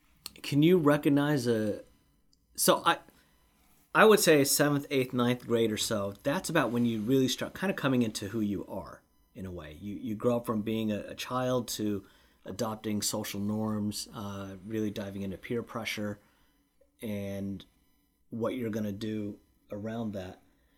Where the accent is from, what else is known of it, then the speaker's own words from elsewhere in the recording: Lacey, Washington, United States; in Washington State, where I grew up in the Lacey area, elementary school is kindergarten through 6th grade.